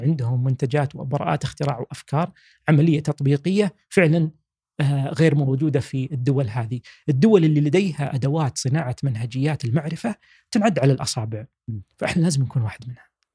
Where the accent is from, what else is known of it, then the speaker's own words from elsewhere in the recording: Saudi Arabia; إحنا كشباب سعودي